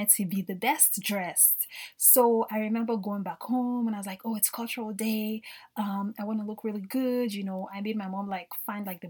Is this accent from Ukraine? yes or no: no; Nigeria; I grew up in Nigeria